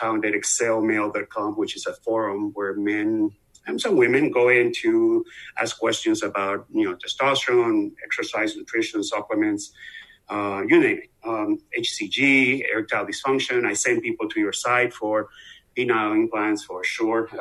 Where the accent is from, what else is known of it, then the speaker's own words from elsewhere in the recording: Venezuela; moved away; I'm obviously from the accent you hear. I'm from Venezuela, South America, been here forever, like 30 some years